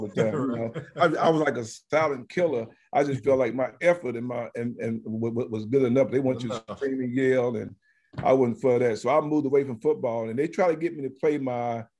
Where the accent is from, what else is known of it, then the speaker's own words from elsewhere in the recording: Alabama, United States; moved away as an adult; also born or lived in Bloomington, Indiana; we had a junior college in my hometown